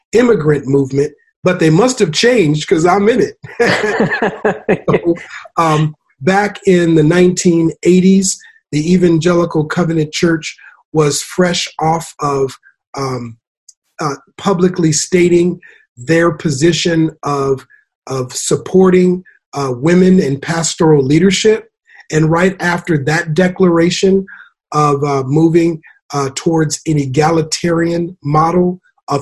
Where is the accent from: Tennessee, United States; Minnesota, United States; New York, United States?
Minnesota, United States; Minneapolis; moved away; originally from Minneapolis, Minnesota